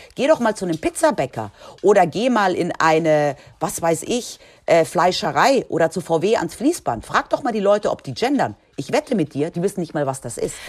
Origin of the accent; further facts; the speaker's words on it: Spain; moved away; ich bin ja in Spanien aufgewachsen